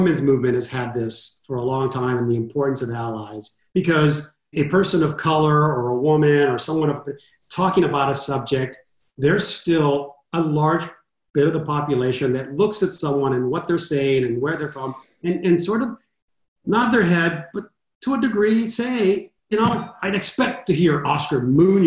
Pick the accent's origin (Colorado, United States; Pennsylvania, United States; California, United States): California, United States; Los Angeles; growing up in Southern California in East